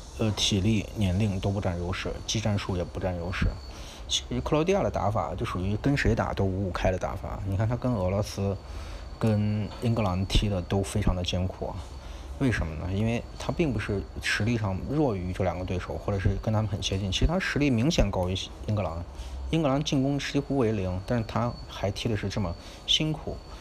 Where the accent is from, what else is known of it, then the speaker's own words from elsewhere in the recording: China; 我们中国的